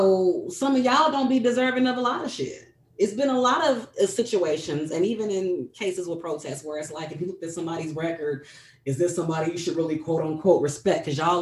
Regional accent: St. Louis, Missouri, United States; I was from St. Louis

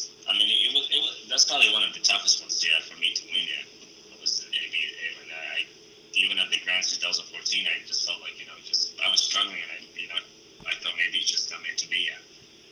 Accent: Latvia; they opened the training facility, you know, named after me in my hometown, and we were able to, you know, held the European Championships for the first time in my, you know, country.

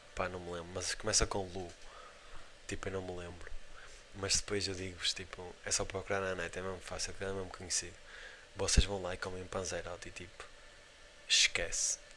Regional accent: Portugal; somos de Portugal

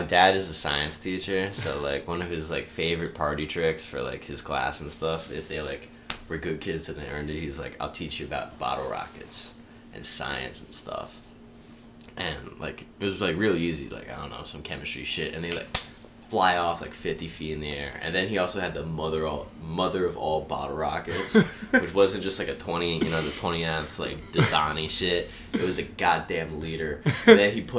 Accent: Baltimore, Maryland, United States; moved away as an adult; now in Arizona, United States; I'm from Baltimore

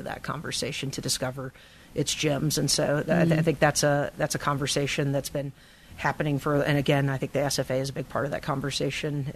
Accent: Kernersville, North Carolina, United States; also born or lived in Greensboro / Raleigh; I was born in Greensboro, grew up in Kernersville, a little tiny town between Winston-Salem and Greensboro

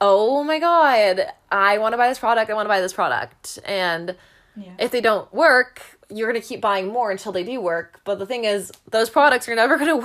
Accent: Canada; I'm a Canadian

